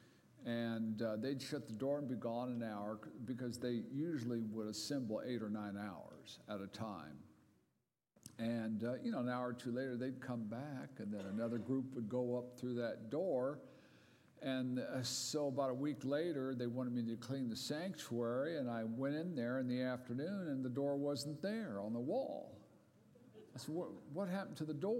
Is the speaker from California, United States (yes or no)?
yes; Southern California, United States; over 52 years in my hometown in Southern California in a mountain resort community